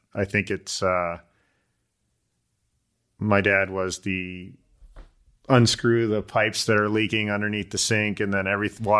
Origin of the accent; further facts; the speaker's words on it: Illinois, United States; I came out here from Illinois. I raced BMX all through high school.